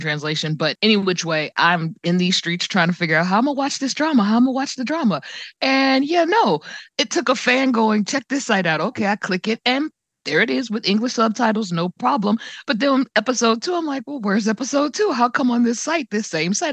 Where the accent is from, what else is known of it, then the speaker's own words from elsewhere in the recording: United States; I'm an American